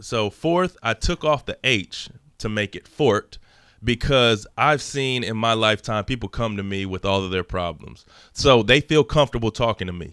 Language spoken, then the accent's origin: English; Dallas area, Texas, United States; also born or lived in Los Angeles, California; We moved out here Um, my dad's job transferred him out here